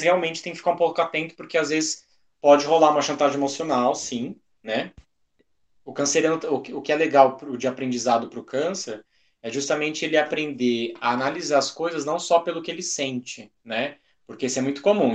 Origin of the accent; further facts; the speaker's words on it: Brazil; a gente é brasileiro